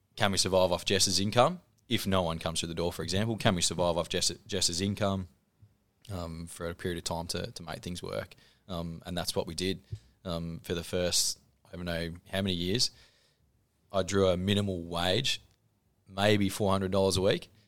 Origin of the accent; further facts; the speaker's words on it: Horsham, Victoria, Australia; moved away as an adult; now in Ballarat, Australia; I grew up in Horsh, or just out of Horsham in Kwantong, uh, school there, moved to Ballarat for uni